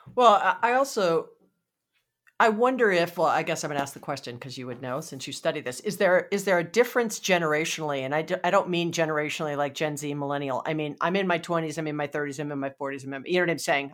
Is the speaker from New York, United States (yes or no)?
no; Hawaii, United States; moved away; I'm from Hawaii originally